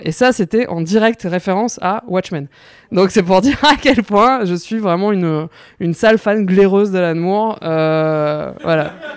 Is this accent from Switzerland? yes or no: no; Mauritius; moved away as an adult; now in France; je suis mauricienne, j'ai grandi à l'île Maurice